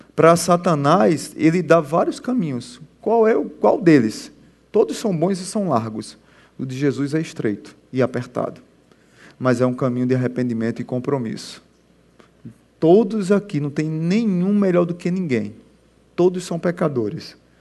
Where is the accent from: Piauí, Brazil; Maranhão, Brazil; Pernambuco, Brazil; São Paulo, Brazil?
Pernambuco, Brazil; Sou pernambucano